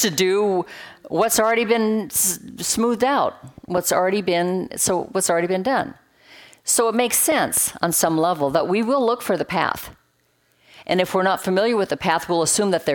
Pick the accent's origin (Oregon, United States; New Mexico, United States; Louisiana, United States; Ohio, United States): Oregon, United States; Roseburg; moved away; It's 17 acres where I grew up on the North Umpqua River in Roseburg, Oregon